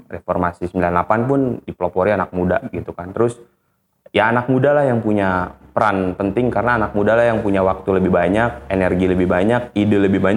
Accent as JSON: {"language": "Indonesian", "town": "Bogor", "region": "West Java", "country": "Indonesia", "tie": "born or raised there", "said": "karena gue lahir dan besar di Bogor gue merasa gue punya utang sama kota ini"}